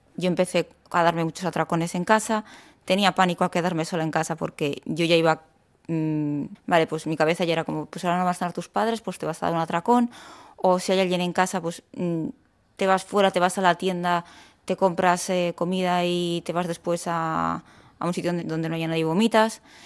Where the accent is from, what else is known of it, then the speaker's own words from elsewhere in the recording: Basque Country, Spain; now in Córdoba, Spain; soy del País Vasco